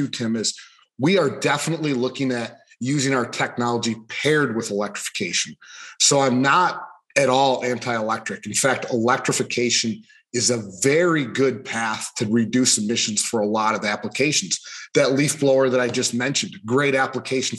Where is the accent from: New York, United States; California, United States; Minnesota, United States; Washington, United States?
New York, United States; Buffalo; moved away as an adult; now in Michigan, United States; I'm originally from Buffalo, New York area. I grew up out in kind of farm country out there